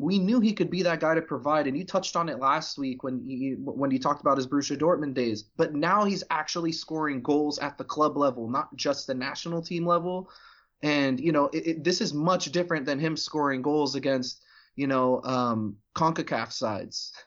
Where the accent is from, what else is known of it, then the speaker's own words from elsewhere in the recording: United States; as an American